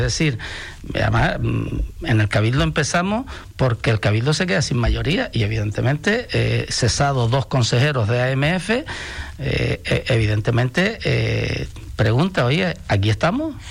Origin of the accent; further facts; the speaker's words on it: Canary Islands, Spain; somos europeos pero estamos en África